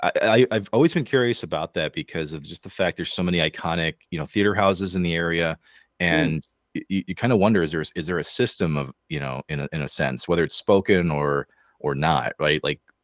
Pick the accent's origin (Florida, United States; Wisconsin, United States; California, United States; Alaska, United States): Wisconsin, United States; we're from Wisconsin